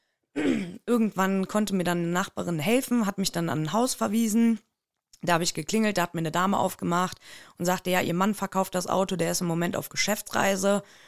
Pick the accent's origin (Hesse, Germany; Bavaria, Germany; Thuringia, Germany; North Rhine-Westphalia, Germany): North Rhine-Westphalia, Germany; Siegburg; ich komme aus der Nähe von Bonn. Äh, mhm. Siegburg nennt sich der Ort